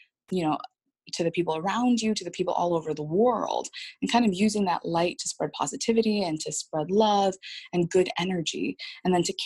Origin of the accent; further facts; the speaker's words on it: San Jose, California, United States; moved away as an adult; also born or lived in Washington State; now in Columbus, United States; I'm from California. I was brought up there from the San Jose area